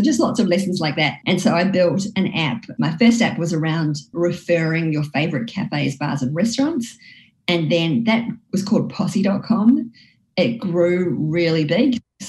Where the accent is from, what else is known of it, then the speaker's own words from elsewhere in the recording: Whangarei, Northland, New Zealand; also born or lived in Wellington, New Zealand; Well, I grew up in Whangarei. It was my kind of primary school. And then I went to secondary school in Wellington.